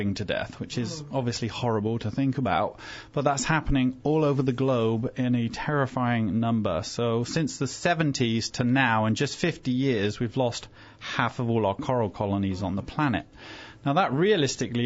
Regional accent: England, United Kingdom; moved away; also born or lived in Fiji; England, originally

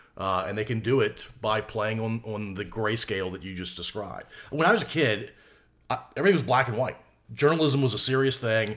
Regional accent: United States; I can't get anywhere else as an American citizen.

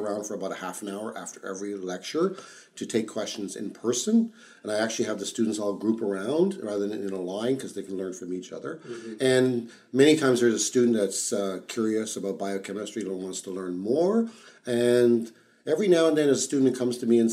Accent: Ottawa, Ontario, Canada; I grew up in Ottawa, so I was a son of immigrant parents. I moved to Canada when I was 2 years old

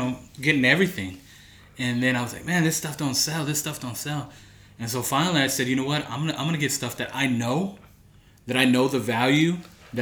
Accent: Santa Cruz, California, United States; I'm from Santa Cruz

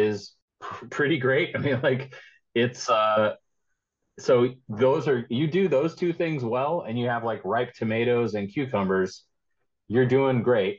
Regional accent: United States; as an American

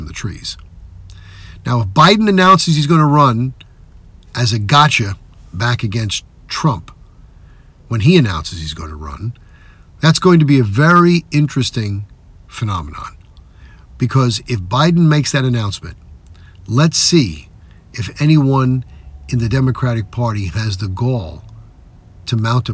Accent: New York, United States; my home state of New York

